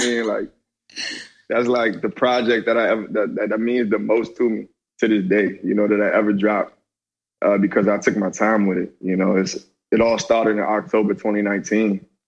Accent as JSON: {"language": "English", "town": "Hyattsville", "region": "Maryland", "country": "United States", "said": "I come from a city named Hyattsville, Maryland. You know what I'm saying? Around the DC metropolitan area"}